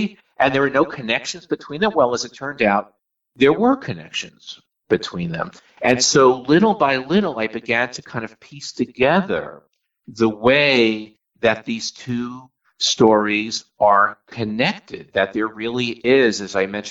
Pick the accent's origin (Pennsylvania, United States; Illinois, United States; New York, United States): New York, United States; I grew up in New York